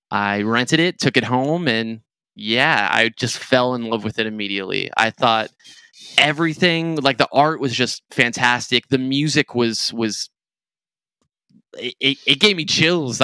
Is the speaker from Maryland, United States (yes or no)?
no; California, United States; where I grew up in California